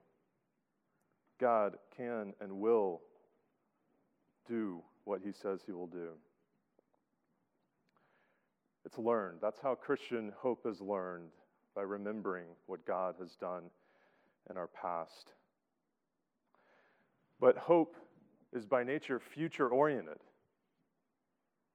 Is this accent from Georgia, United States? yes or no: yes; Atlanta, Georgia, United States; moved away as an adult; now in Boston, United States; I grew up in Atlanta, Georgia. Now that I'm in Boston and have persevered through 7 Boston winters